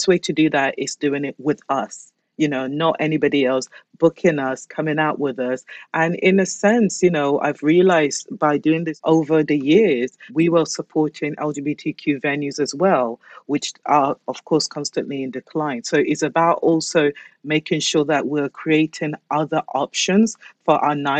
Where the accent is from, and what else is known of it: Basildon, East of England, United Kingdom; born or raised there; also born or lived in London